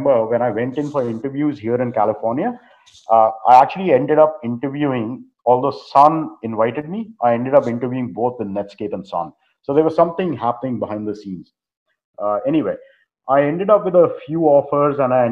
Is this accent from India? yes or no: yes; India; moved away as an adult; also born or lived in North Carolina; now in United States; growing up in India back during those times.